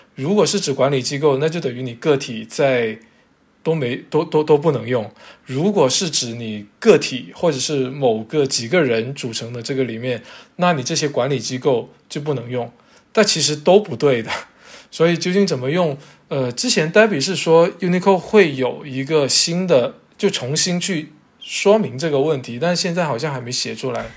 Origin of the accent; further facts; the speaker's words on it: Zhanjiang, Guangdong, China; 包括我老家湛江